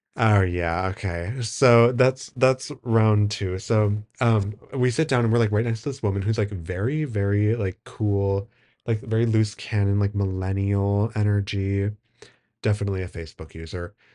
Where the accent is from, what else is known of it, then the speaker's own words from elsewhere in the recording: Wisconsin, United States; I'm from Wisconsin